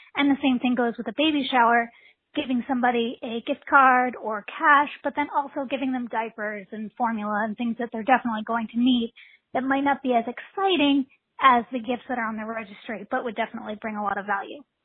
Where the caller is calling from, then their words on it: Philadelphia, Pennsylvania, United States; I'm calling from Philadelphia, Pennsylvania